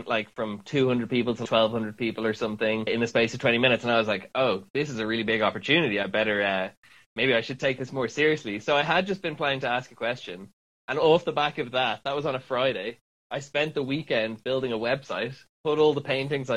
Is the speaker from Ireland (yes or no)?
yes; Dublin, Leinster, Ireland; moved away as an adult; now in London, United Kingdom; I'm from Ireland, born and raised in Dublin.